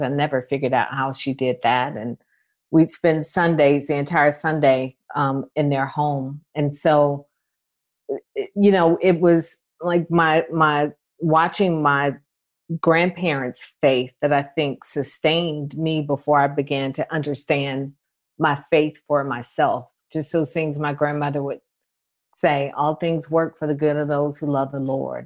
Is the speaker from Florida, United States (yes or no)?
no; Atlanta, Georgia, United States; growing up in Atlanta